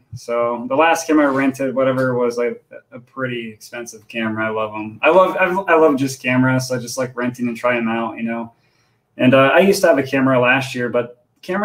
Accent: Indiana, United States; I'm born and raised in Indiana

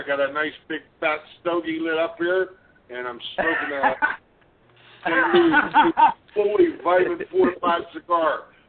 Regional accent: Pittsburgh, Pennsylvania, United States; the Pittsburgh Civic Arena in my hometown.

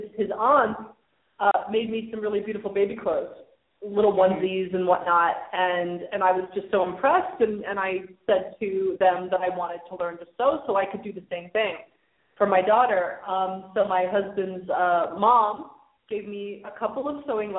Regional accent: New York, United States; moved away as an adult; I was born in New York, and I lived there until I was 23.

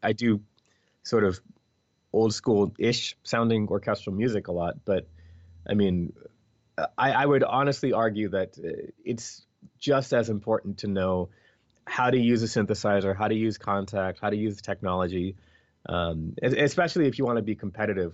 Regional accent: Philadelphia, Pennsylvania, United States; first language English; I'm from Philadelphia

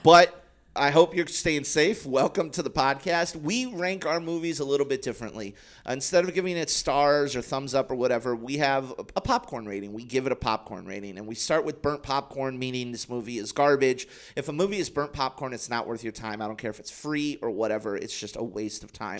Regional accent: United States; I'm an American.

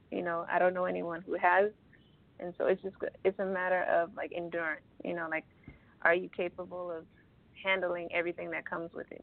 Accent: Los Angeles, California, United States; i'm an artist from

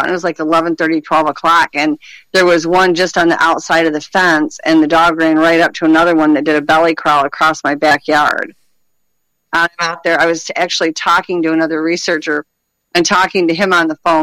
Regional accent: Michigan, United States; I'm, you know, born and raised in Michigan

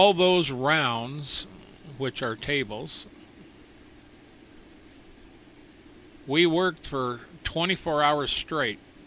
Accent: United States; Being an American, being raised an American

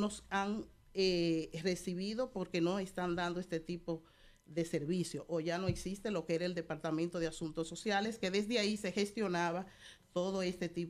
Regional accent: La Vega, Dominican Republic; now in Spain; Nosotros somos de la única ciudad culta

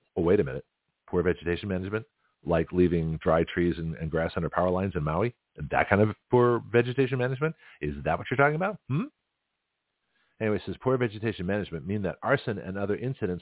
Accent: Toronto, Ontario, Canada; now in Milton, United States; Toronto, my hometown

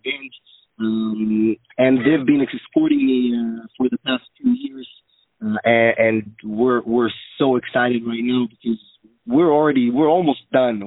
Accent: Israel; moved away; also born or lived in United States; I'm actually from Israel

